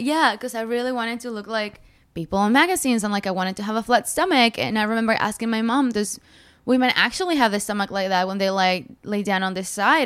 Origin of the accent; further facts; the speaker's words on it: Mexico; moved away; also born or lived in United States / Morelos; I grew up in Mexico. Um, I was born in America, but my parents went back home